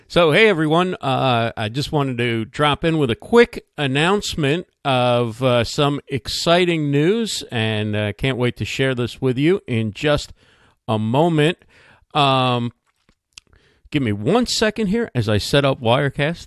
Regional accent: New Jersey, United States; also born or lived in New York City; I'm from New Jersey. I was born in New York City, but I live in New Jersey, so I'm thrilled to be uh, speaking in my home state, in the state where I grew up.

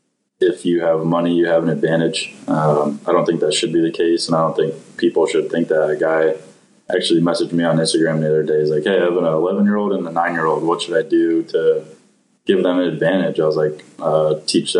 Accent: East Windsor, Connecticut, United States; I grew up in East Windsor, Connecticut

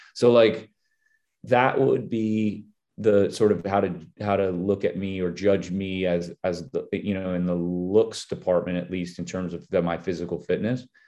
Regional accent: Minnesota, United States; I'm from Minnesota

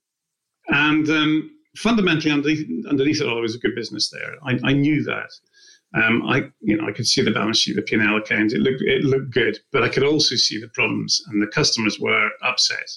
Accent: Scotland, United Kingdom; now in Winchester, United Kingdom; I live in Winchester at the moment. I'm originally from Scotland

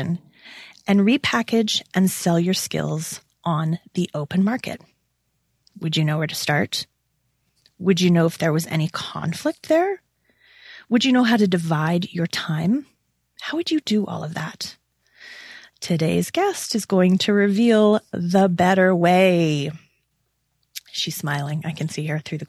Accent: Toronto, Ontario, Canada; my hometown of Toronto, Ontario

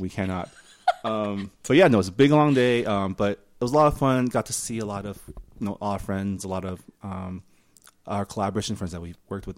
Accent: San Gabriel, California, United States; first language Mandarin; English is a second language; the San Gabriel Lunar New Year's Festival, uh, my hometown

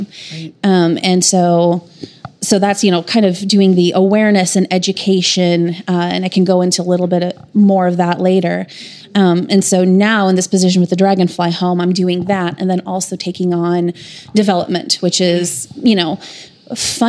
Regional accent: Des Moines, Iowa, United States; moved away as an adult; now in Tulsa, United States; I'm from Des Moines, Iowa, and I moved to Tulsa in 2008 to go to TU Law School.

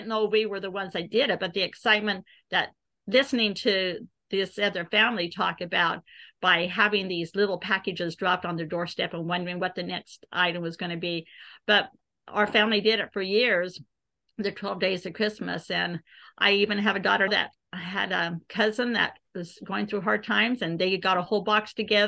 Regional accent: Omaha, Nebraska, United States; I'm from Omaha, Nebraska.

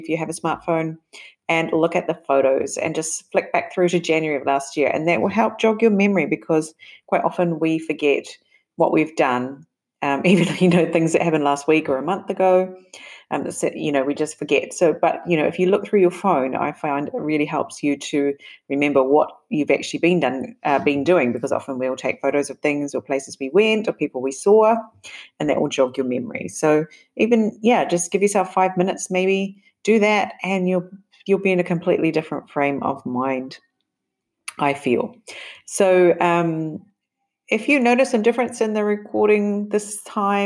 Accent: New Zealand; moved away; also born or lived in Japan; my home country, New Zealand

